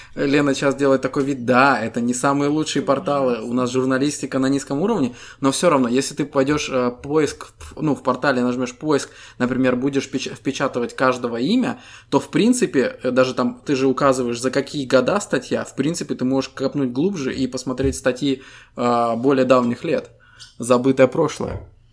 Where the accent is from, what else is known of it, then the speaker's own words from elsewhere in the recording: Estonia; Мы ребята из Эстонии